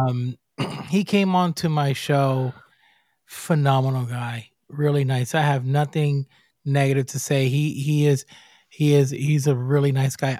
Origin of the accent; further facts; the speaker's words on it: Puerto Rico; I'm from Puerto Rico